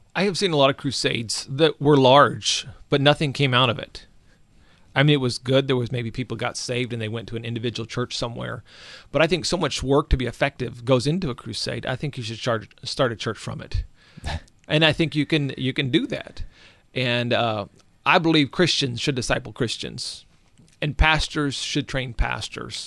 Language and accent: English; Alaska, United States; I grew up in Alaska